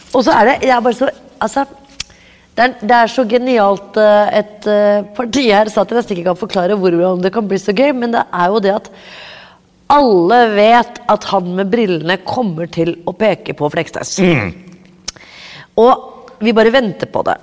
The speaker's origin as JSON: {"language": "Norwegian", "region": "Oslo", "country": "Norway", "said": "jeg er fra Oppsal"}